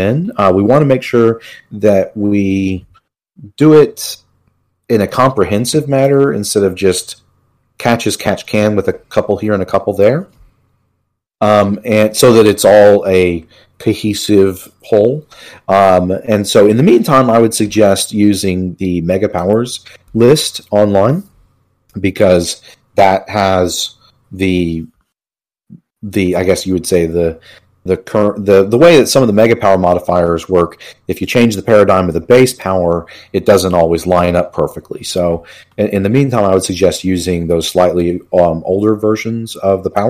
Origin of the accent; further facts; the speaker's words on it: Houston, Texas, United States; moved away as an adult; also born or lived in Colorado / West Coast / East Coast; now in Michigan, United States; I'm from Texas, from Houston